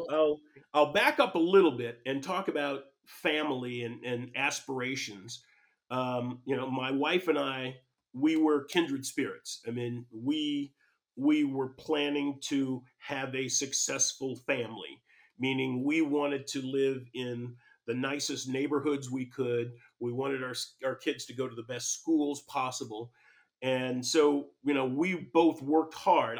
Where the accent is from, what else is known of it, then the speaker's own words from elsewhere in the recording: Pasadena, California, United States; I grew up in Pasadena, California